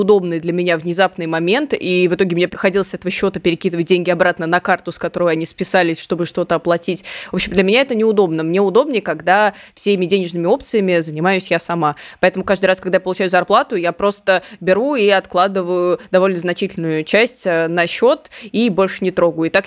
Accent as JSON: {"language": "Russian", "town": "Samara", "region": "Samara Oblast", "country": "Russia", "tie": "born or raised there", "said": "И, кстати, вот интересный факт а, Самаре, откуда я родом, коммунальщики придумывали такую довольно странную инициативу для должников."}